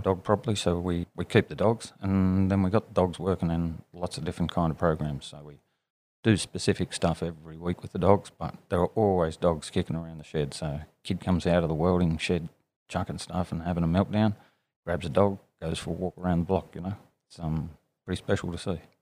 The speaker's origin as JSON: {"language": "English", "town": "Armidale", "region": "New South Wales", "country": "Australia", "tie": "born or raised there", "also_born_or_lived": "Sydney", "said": "grew up in Armidale. Well, I did my primary school years there and then high school in uh, Sydney"}